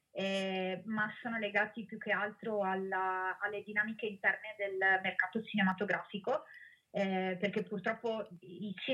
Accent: Rovigo, Veneto, Italy; io che sono di Rovigo ma non abitavo più in città da 15 anni

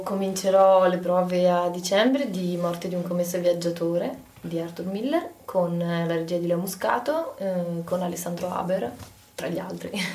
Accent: Padua, Veneto, Italy; io sono una padovana

